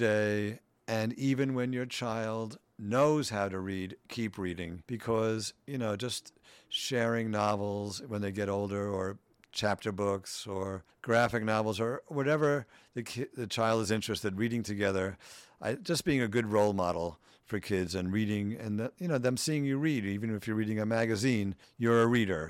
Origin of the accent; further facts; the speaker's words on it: New York City, New York, United States; I grew up in Queens, middle class family